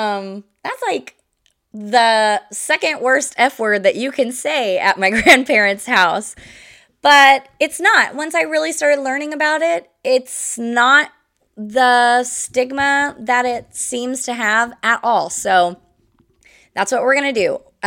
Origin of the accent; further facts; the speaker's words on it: Midwest, United States; I grew up in the Midwest, a couple different states in the Midwest, but always in the Midwest.